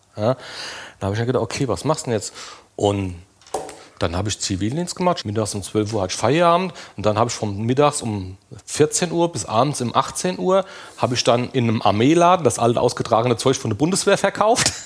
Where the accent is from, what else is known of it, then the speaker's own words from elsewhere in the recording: Limburg an der Lahn, Hesse, Germany; ich bin aus Limburg an der Lahn